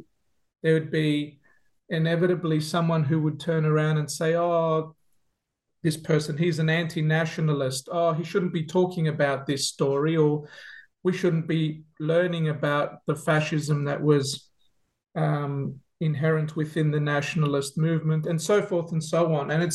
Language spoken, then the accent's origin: English; Melbourne, Victoria, Australia; now in Adelaide, Australia; I grew up in Melbourne. In a Greek Cypriot family, as an only child.